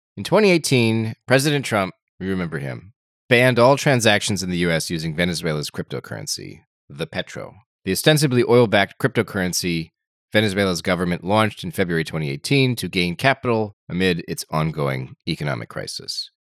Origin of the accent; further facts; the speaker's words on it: United States; I'm American